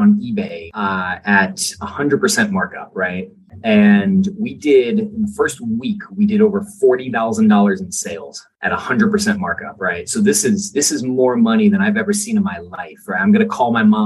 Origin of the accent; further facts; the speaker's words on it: New Orleans, Louisiana, United States; I grew up in New Orleans